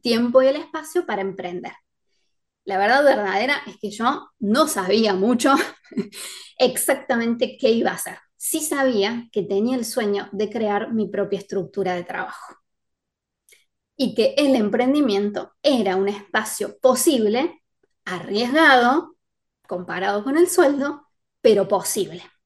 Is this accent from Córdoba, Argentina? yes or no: yes; Córdoba, Argentina; yo soy de Córdoba